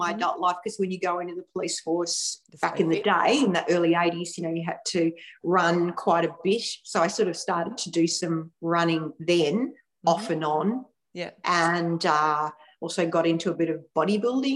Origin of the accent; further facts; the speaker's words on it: Victoria, Australia; moved away as an adult; also born or lived in Fairhaven, Victoria / Melbourne area; now in Noosa, Australia; I live up near Noosa in Queensland, but I was born and lived basically my whole life in Victoria. And I moved up here about 18 months ago